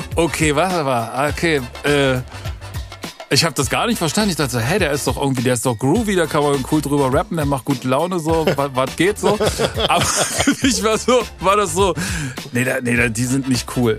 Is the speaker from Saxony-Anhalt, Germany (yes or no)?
yes; Halle, Saxony-Anhalt, Germany; bei uns in, in, in Halle